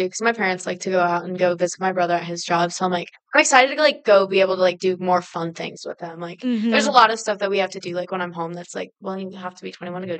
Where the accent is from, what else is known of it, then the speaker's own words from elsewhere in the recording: Littleton, Colorado, United States; moved away as an adult; now in Montana, United States; I was born and raised in Littleton, Colorado, by my parents, Jason and Stephanie.